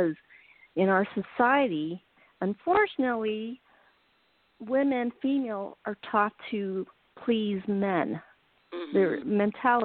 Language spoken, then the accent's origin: English; United States; I'm Asian American. I was raised in America, but I have my parents came from Taiwan